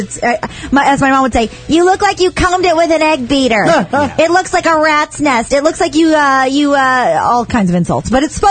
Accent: Kansas, United States; Growing up in Kansas, you wouldn't think that, you know, I was getting pulled out of school to go record huge pop hits.

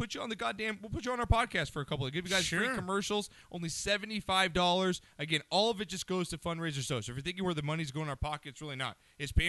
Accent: Santa Monica, California, United States; I'm not from Malibu. I'm from Santa Monica.

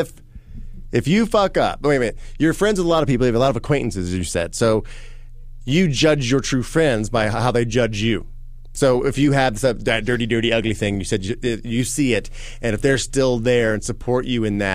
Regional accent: Indiana, United States; moved away; When I grew up in Indiana

